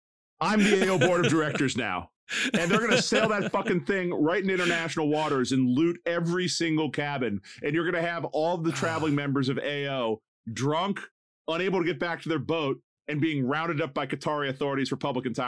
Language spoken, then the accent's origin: English; United States; As an American, I have to say yes.